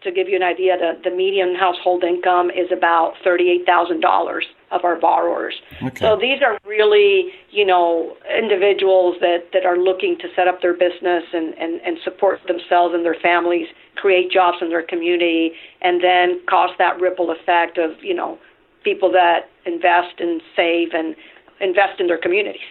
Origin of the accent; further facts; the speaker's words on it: Venezuela; English is a second language; moved away as an adult; now in United States; I'm originally from Venezuela, so I'm an immigrant myself.